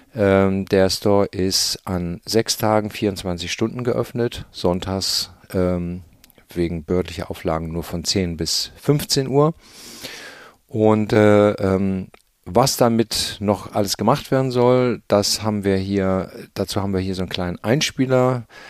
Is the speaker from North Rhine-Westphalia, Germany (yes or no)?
no; Hamburg, Germany; als Hamburger